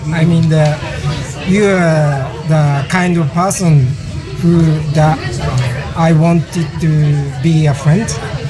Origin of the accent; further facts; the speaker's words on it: Tokyo, Japan; English is a second language; also born or lived in New York; I was born and raised in Tokyo.